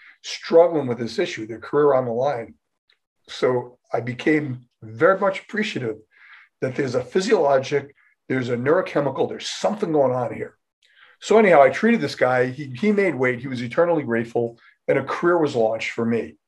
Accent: Rhode Island, United States; moved away as an adult; I'm from Rhode Island

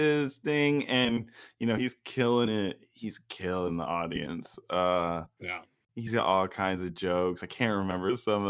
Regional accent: Brooklyn, New York, United States; I grew up in Brooklyn. She grew up in the suburbs.

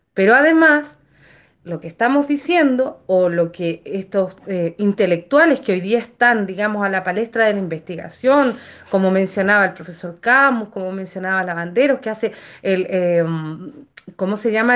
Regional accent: Chile; nosotros como, como chilenos

